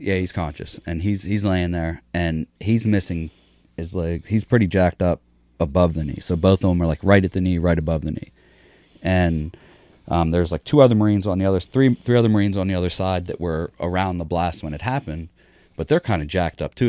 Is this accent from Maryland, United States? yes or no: no; Pittsburgh, Pennsylvania, United States; also born or lived in Philadelphia; I was born in Philadelphia, just outside of Philadelphia, moved to Pittsburgh, just outside of Pittsburgh in the country when I was, like, six. And then from six to fourteen, you know, I lived with my parents.